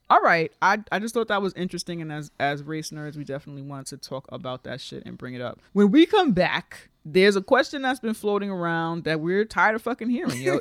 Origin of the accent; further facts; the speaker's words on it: New York, United States; As a New Yorker, most of our whites here are Jews.